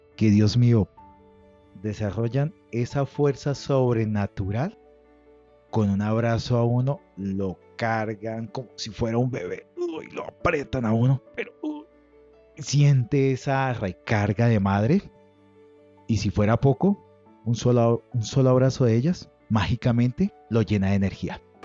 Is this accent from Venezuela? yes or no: no; Colombia; Lo digo yo como colombiano